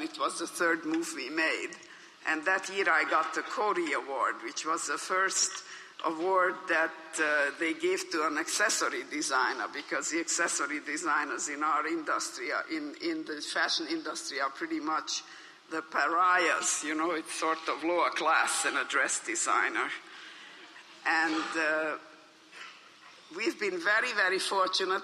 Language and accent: English; Budapest, Hungary; English is a second language; moved away as an adult; now in United States; I was born in Hungary in Budapest as you heard of Jewish parents